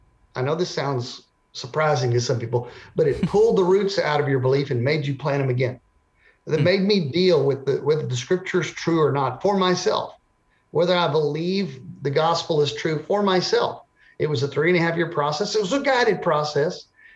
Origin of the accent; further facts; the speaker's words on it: Texas, United States; So I grew up in Texas. I grew up in a Christian family.